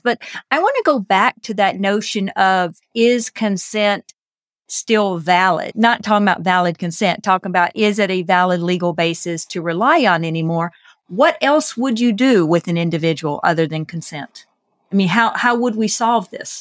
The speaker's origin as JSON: {"language": "English", "country": "United States", "said": "I'm American"}